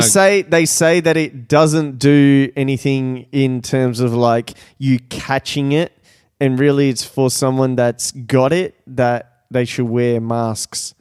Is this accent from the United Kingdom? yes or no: no; Brazil; moved away; I was born in Brazil